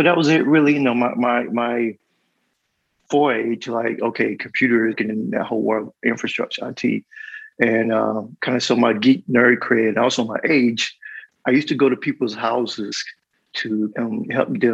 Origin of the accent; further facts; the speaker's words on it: North Carolina, United States; I grew up in North Carolina, a small town called Chi-Chi, which in year 2000 had a population of 200